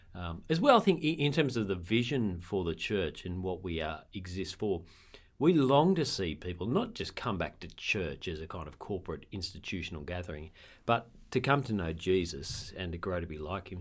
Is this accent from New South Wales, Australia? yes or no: yes; Sydney, New South Wales, Australia; moved away; also born or lived in Campbelltown, New South Wales; I grew up in Lugano, which is not bogan